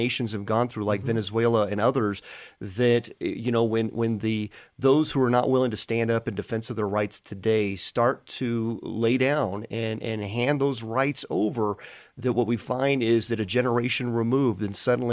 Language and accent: English; United States; we as the American public